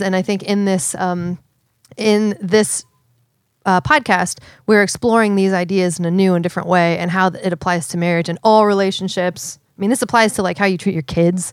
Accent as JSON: {"language": "English", "town": "Seattle", "region": "Washington", "country": "United States", "said": "I'm from Seattle"}